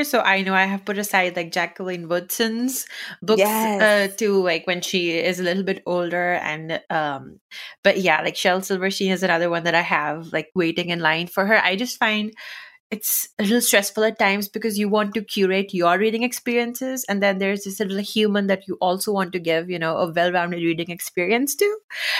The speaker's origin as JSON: {"language": "English", "country": "United Arab Emirates", "tie": "born or raised there", "first_language": "Urdu", "second_language": "English", "said": "I grew up in the Middle East in United Arab Emirates, and we didn't have a lot of books, like in the sense that there was just a very limited selection. But I do remember, so my first language is Urdu."}